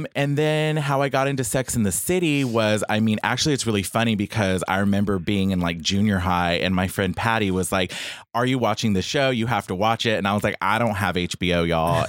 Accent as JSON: {"language": "English", "town": "Bay City", "region": "Texas", "country": "United States", "said": "from Bay City, Texas, which which is an hour and thirty minutes south of Houston"}